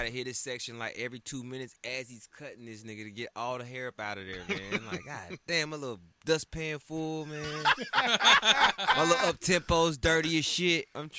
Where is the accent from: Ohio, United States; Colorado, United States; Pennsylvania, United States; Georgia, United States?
Georgia, United States; Atlanta; But I'm from Georgia where Chick-fil-A started.